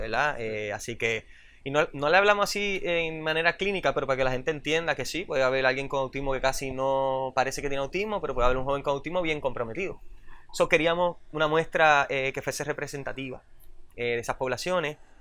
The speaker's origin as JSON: {"language": "Spanish", "country": "Puerto Rico", "tie": "born or raised there", "said": "yo me crié en Roosevelt"}